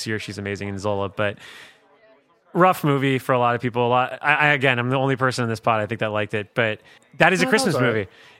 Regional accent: South Florida, United States; moved away; I'm from South Florida, so when I came up here, I learned about this silence.

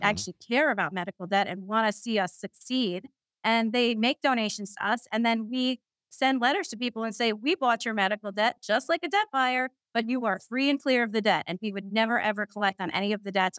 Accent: New York City, New York, United States; I'm a Queens girl, I'm from Queens, New York, that's where I'm, I'm calling in from right now

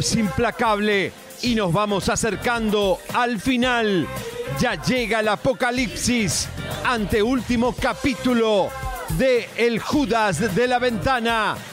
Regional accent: Argentina; soy argentino

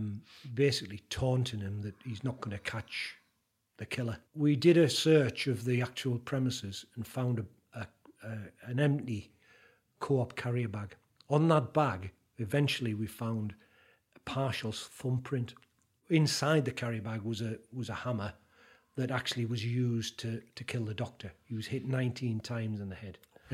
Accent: Jarrow, North East England, United Kingdom; I grew up in a place called Jarrow, which is on South Tyneside.

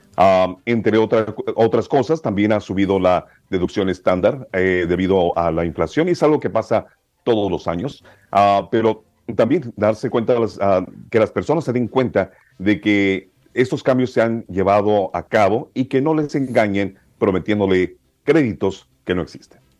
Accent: Texas–Mexico border, United States; also born or lived in Matamoros, Tamaulipas, Mexico / Brownsville, Texas / Austin, Texas / Edinburg, Texas; yo nací en Bronzeville, que está en la mera este, frontera con Matamoros, pero crecí en Matamoros hasta los ocho años. Ah, eh, este, crecí aquí en la frontera con, con México

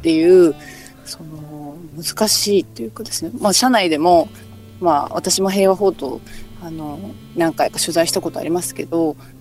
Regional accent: Okinawa, Japan; 私はあのまああの沖縄の出身なので

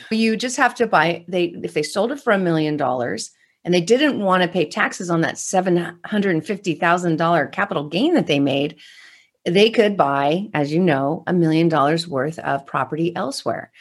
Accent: California, United States; I'm from California

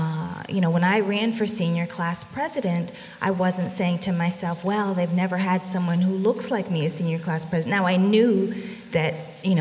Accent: Birmingham, Alabama, United States; I was born in Birmingham, Alabama, 9 years after the bombing of 16th Street Baptist Church, just a couple of miles away from there.

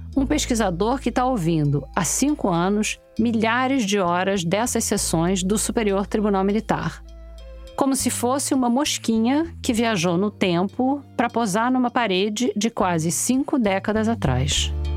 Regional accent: Rio de Janeiro, Brazil; accent: carioca

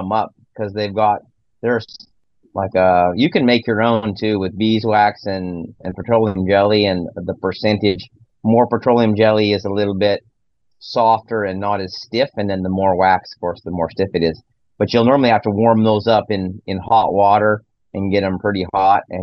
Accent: Nebraska, United States; I grew up in Nebraska and grew up in town

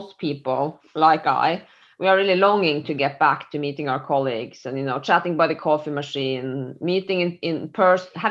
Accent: Norway; I'm from Norway

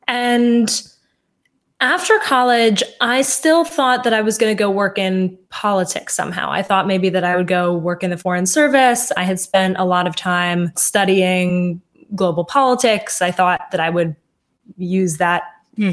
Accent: Washington, District of Columbia, United States; i grew up in washington d.c

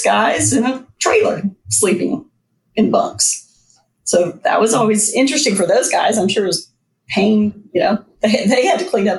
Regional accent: Louisiana, United States; born there; I was born in South Louisiana, even though we moved around a lot after that.

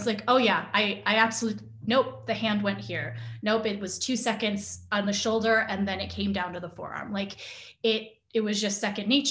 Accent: United States; I'm Asian American. I've grown up in an Asian American household

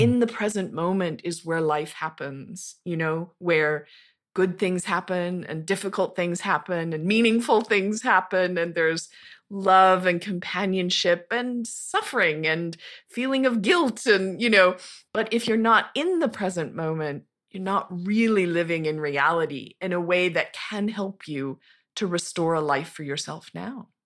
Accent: Montana, United States; moved away; also born or lived in Tucson, Arizona; I grew up in Montana, in a very rural, tiny little town of about five thousand, uh, high in the Rocky Mountains, near the Continental Divide

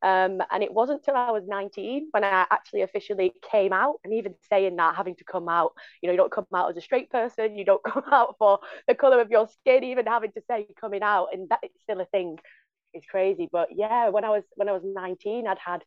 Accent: Bolton, North West England, United Kingdom; accent: northern; now in London, United Kingdom; as you can tell from my northern dulcet tones, I'm not from London, even though I work in a London university. I'm originally from the north. From Bolton

